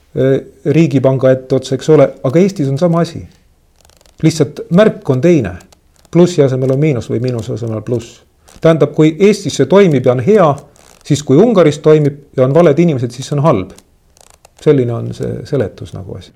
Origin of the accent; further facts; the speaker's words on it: Tallinn, Harju County, Estonia; mina olen randlane, ma olen sündinud Kopli liinidel. minu maja oli umbes kakskümmend meetrit eh, merest.